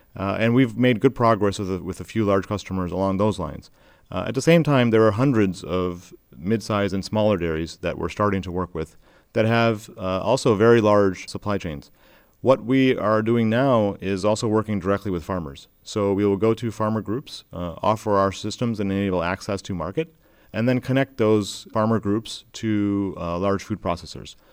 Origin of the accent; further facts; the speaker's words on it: Michigan, United States; where I grew up and, and born and raised in Michigan